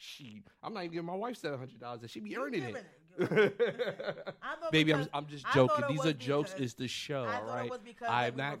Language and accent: English; New York City, New York, United States; I'm from the Bronx, New York